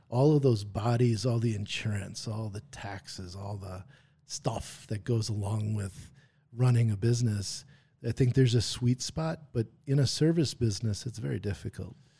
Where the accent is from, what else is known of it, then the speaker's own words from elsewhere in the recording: Brookfield, Wisconsin, United States; also born or lived in Green Bay, Wisconsin; grew up in Brookfield, Wisconsin